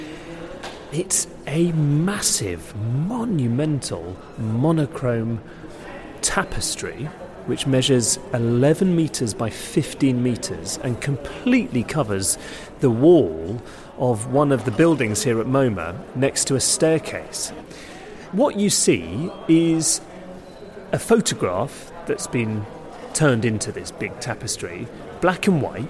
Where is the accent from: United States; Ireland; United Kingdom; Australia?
United Kingdom; as a British art critic